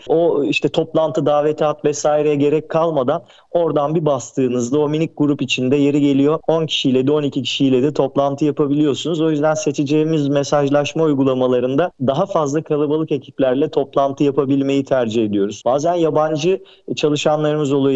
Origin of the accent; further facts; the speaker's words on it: Turkey; biz özellikle Türkiye'de yaşayan bir toplum olduğumuz için kültürümüz gereği Akdeniz insanı olarak adlandırıldığımız için